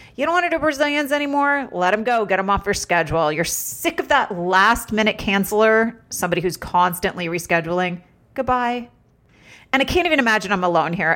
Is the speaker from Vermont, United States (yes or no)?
yes; Vermont, United States; moved away; also born or lived in Los Angeles; I grew up in Vermont.